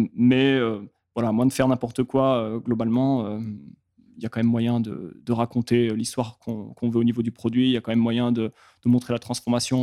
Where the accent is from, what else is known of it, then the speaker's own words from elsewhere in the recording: France; vu qu'on est français